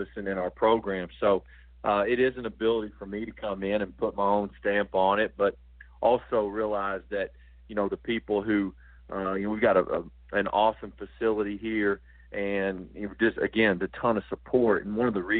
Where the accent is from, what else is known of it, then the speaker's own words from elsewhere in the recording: Johnson City, Tennessee, United States; also born or lived in Texas; now in Asheville, United States; I'm from right across the state line in Tennessee, in the Johnson City area